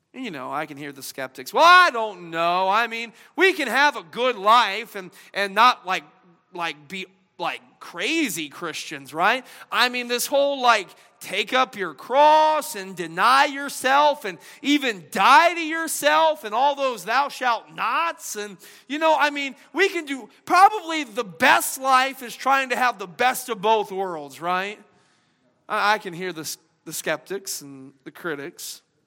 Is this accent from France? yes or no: no; the South, United States; accent: Southern twang; I'm from the South, I kind of eased back in the old little twang